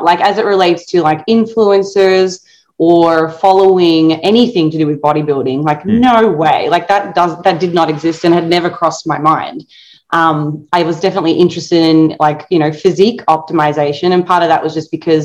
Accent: Tasmania, Australia; moved away; growing up in Australia

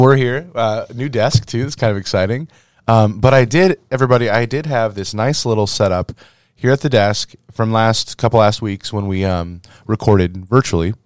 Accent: Little Verina, Iowa, United States; moved away; My hometown, Little Verina, Iowa

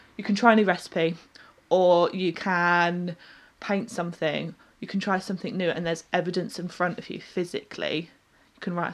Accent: United Kingdom; as British people

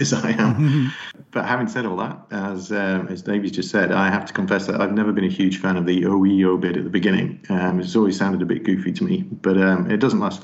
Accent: England, United Kingdom; I'm English

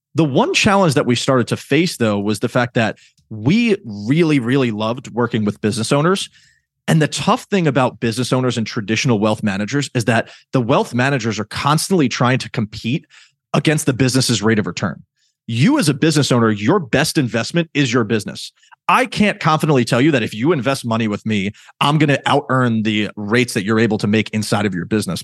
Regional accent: New York, United States; I'm from New York

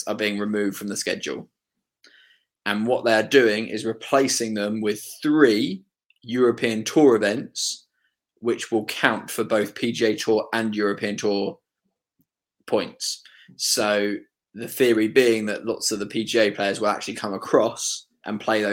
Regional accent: United Kingdom; I'm from the South

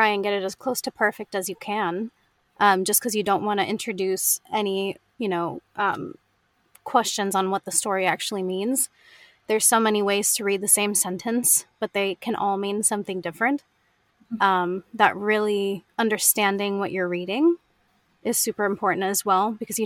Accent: United States; accent: American; as an American

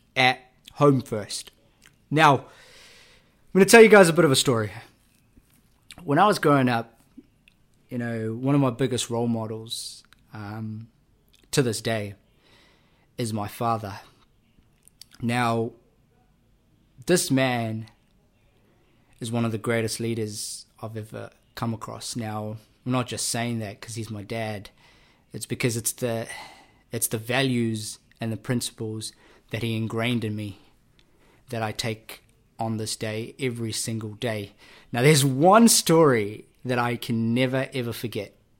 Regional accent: Auckland, New Zealand; also born or lived in Labasa, Fiji; was raised in South Auckland. Uh, I was born in Fiji, a rural Fijian village called Lumbasa

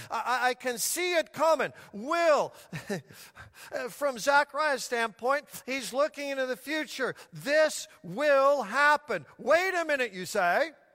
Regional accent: Denver, Colorado, United States; when I was just a little child growing up in Denver, Colorado

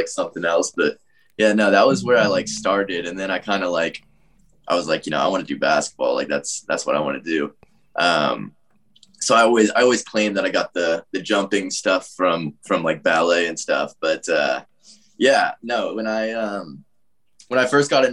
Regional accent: Atlanta, Georgia, United States; I grew up in, like, the suburbs of Atlanta

